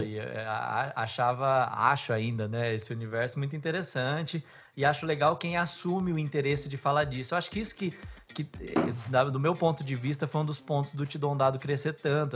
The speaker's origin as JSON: {"language": "Portuguese", "town": "Bauru", "region": "São Paulo", "country": "Brazil", "said": "Eu sou de Bauru"}